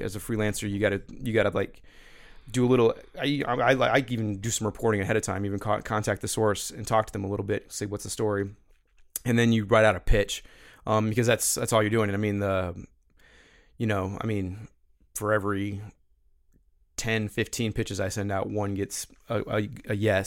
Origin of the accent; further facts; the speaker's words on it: Missouri, United States; also born or lived in Atlanta; Growing up in Missouri, listening to Mike Shannon and Jack Buck over the radio